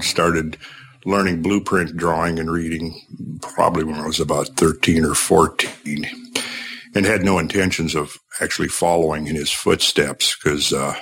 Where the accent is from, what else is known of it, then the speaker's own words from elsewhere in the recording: Minnesota, United States; where I grew up in Minnesota.